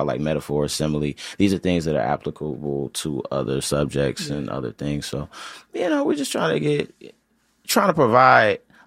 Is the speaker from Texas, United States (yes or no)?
no; Chicago, Illinois, United States; I'm from Chicago